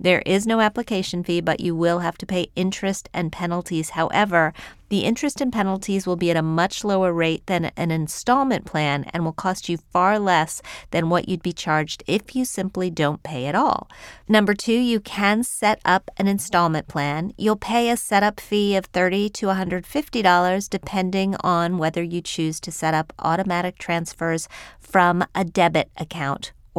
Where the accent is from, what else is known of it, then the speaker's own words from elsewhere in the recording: Wheeling, West Virginia, United States; I grew up in Wheeling, West Virginia, which is a stone's throw from Pittsburgh.